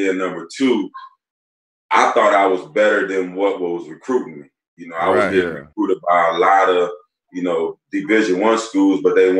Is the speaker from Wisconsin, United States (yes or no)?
yes; Kenosha, Wisconsin, United States; moved away as an adult; I'm from Kenosha, a little small town, you know, right by Racine, Caron Butler hometown.